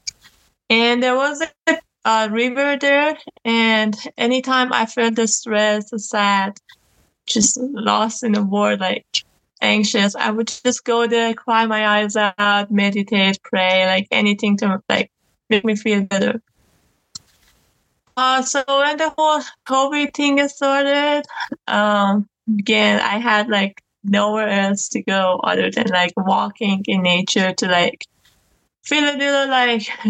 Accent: Iran; now in Canada; I was born in Iran, and my mother was also born there

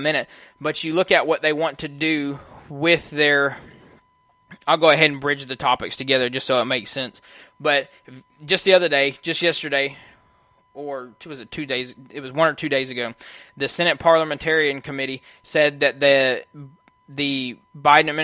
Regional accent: United States; I was born in America

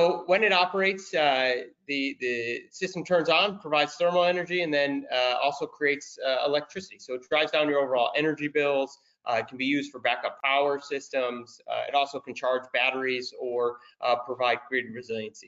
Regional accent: United States; being American and not speaking Italian

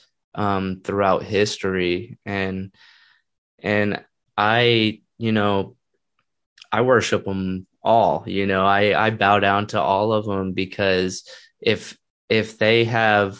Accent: Texas, United States; growing up in America and also growing up in Texas

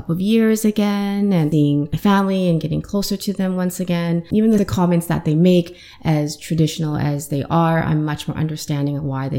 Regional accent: Saskatoon, Saskatchewan, Canada; moved away as an adult; also born or lived in Guangzhou, China / Ottawa, Canada; now in Toronto, Canada; I was born in China, mainland China. Then I moved to Saskatoon. So that's where I'm from. My parents are from Saskatchewan.

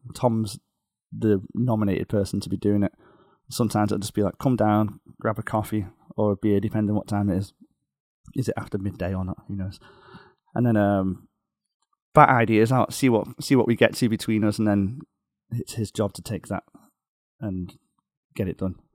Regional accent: outside Liverpool, North West England, United Kingdom; now in Beijing, China; just outside Liverpool

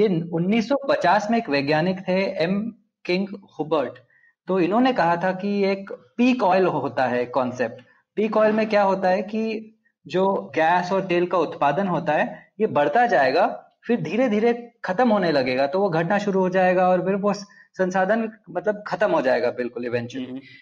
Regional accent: Andhra Pradesh, India; Hindi is a second language; मैं आंध्र प्रदेश में पला बड़ा हूँ तो मेरी हिंदी थोड़ी रस्टी है

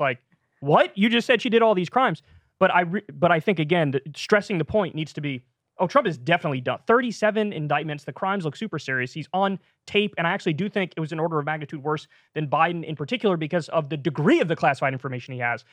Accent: New Rochelle, New York, United States; I'm from Neurochelle, New York, just outside of New York City

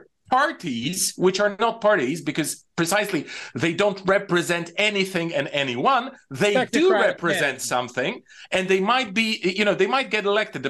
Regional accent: Bulgaria; moved away; I'm mostly Bulgarian

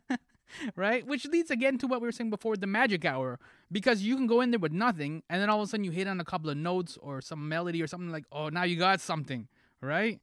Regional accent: Toronto, Ontario, Canada; I'm from Toronto

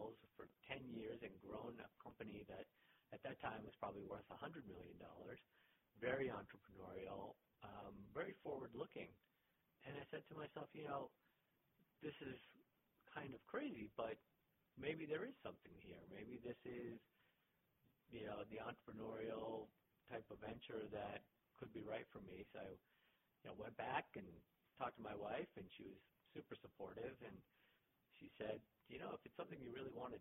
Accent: Boston, Massachusetts, United States; moved away; Boston's my hometown

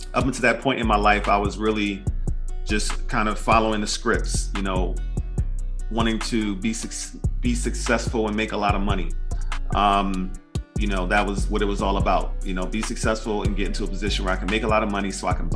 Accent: Philadelphia, Pennsylvania, United States; I'm just a kid from West Philly

